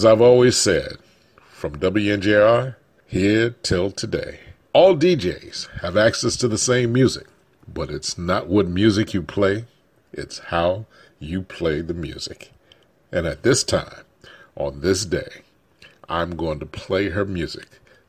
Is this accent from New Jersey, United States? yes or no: yes; Newark, New Jersey, United States; the neighborhood of Newark, New Jersey, where I grew up.